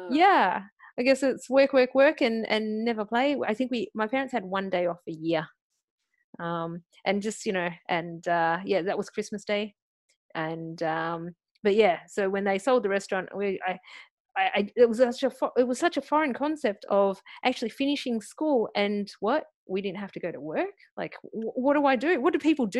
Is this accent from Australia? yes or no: yes; Australia; accent: Aussie; born and bred in Australia